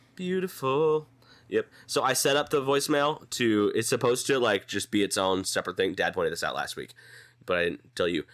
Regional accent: Dallas, Texas, United States; moved away; also born or lived in Kansas City; growing up in Dallas, like Texas

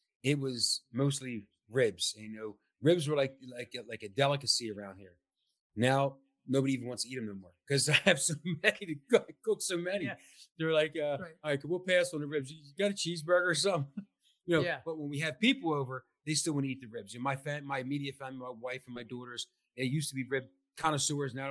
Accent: New Jersey, United States; New Jersey

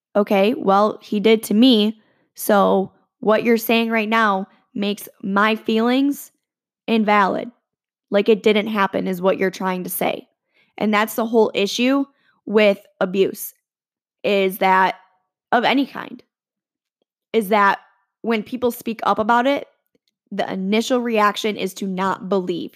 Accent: around Michigan State, United States; I grew up around Michigan State

